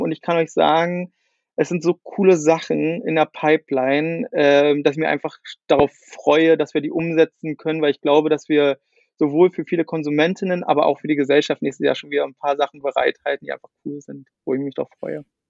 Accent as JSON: {"language": "German", "region": "Brandenburg", "country": "Germany", "also_born_or_lived": "Sweden", "said": "ich komme ja hier auch aus, aus, äh, aus Ostdeutschland, aus der Nähe von Berlin"}